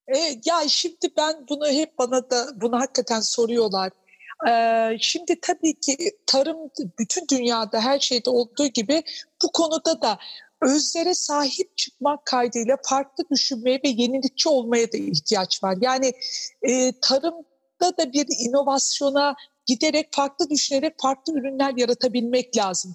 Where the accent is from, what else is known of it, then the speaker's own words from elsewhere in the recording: Anatolia, Turkey; Ben kendim de bir Anadolu kadını olduğum için